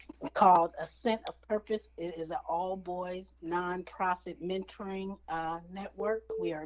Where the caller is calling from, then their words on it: Denton, Texas, United States; I'm calling from Denton, Texas, which is the northern part of a small town in Denton, the northern part of Texas.